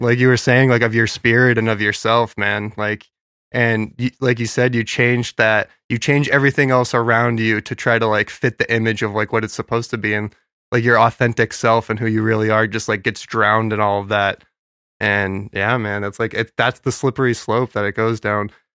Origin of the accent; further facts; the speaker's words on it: New Hampshire, United States; we're from New Hampshire